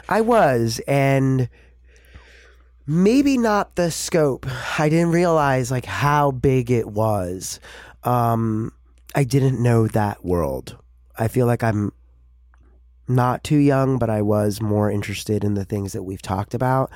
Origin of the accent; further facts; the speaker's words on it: New York City, New York, United States; I grew up in New York City